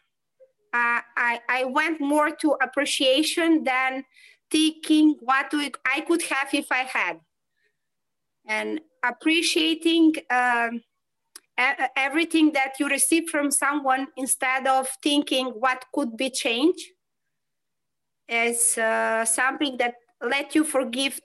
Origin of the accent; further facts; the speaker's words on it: North Macedonia; now in Poland; I live in Poland and I'm coming from Macedonia